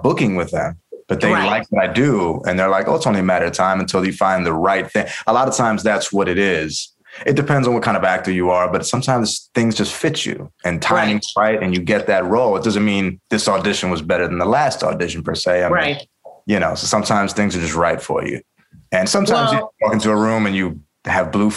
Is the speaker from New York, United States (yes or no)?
yes; New York City, New York, United States; growing up in New York City